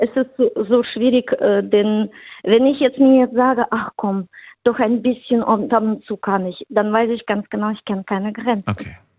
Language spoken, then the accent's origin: German; Frankfurt, Hesse, Germany; now in Rust, Germany; Ich komme ursprünglich aus Hesse, aus Frankfurt